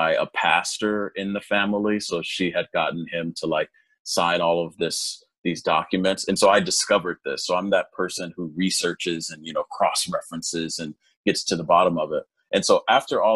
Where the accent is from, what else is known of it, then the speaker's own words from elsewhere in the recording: Los Angeles, California, United States; also born or lived in South Korea; I was born and raised in Los Angeles